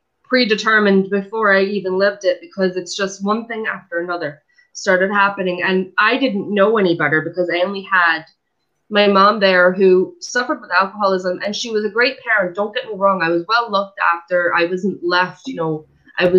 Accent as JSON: {"language": "English", "town": "Fair Lawn", "region": "New Jersey", "country": "United States", "tie": "born or raised there", "said": "I'm originally from New Jersey. Was born and raised in a town called Fairlawn"}